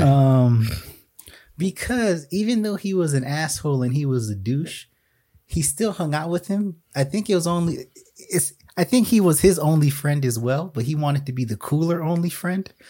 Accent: South Florida, United States; Growing up in South Florida

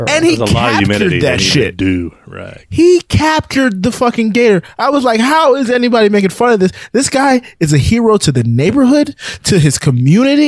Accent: Florida, United States; I'm from Florida

